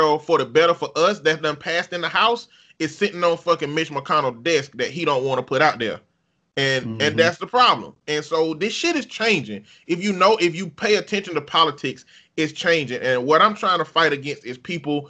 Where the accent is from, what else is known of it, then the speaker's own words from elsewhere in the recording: Alabama, United States; moved away; I'm from Alabama